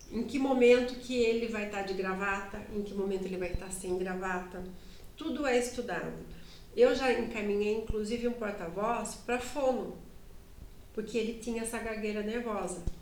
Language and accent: Portuguese; Sorocaba, São Paulo, Brazil; accent: Sorocaba; E eu tinha um sotaque sorocabanês